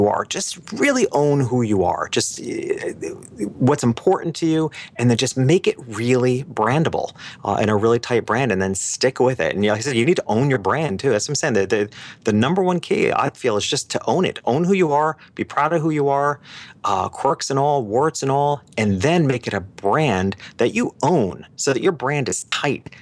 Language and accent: English; New York City, New York, United States; moved away as an adult; now in Miami Beach, United States; being a New Yorker and having lived there my whole life in New York City and the surrounding areas